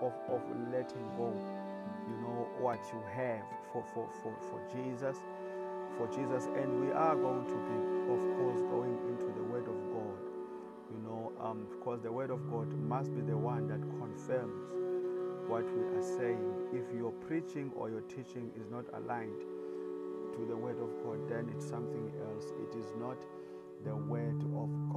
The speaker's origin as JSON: {"language": "English", "country": "South Africa", "said": "I come from South Africa"}